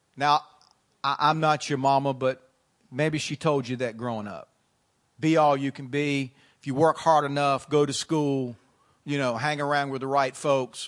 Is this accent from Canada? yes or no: yes; Canada; I'm from Canada.